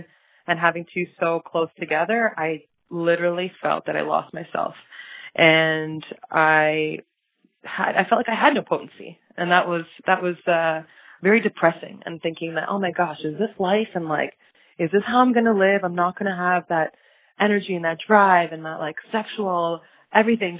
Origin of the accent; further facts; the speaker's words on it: Toronto, Ontario, Canada; also born or lived in Buenos Aires, Argentina; Born and raised in Toronto, Ontario, yeah. I'm a gal from Toronto